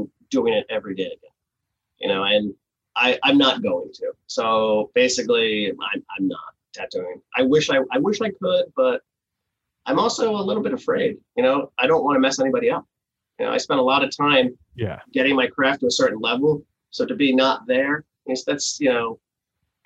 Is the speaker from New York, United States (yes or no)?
no; New Jersey, United States; moved away; I grew up in New Jersey